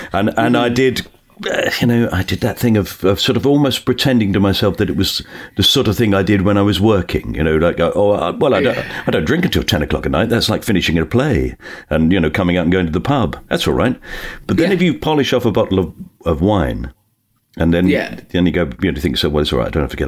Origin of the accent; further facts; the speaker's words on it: Bermondsey, London, United Kingdom; So I was born in Bermondsey. I was born in southeast London. My family are all working class, come from Dockers.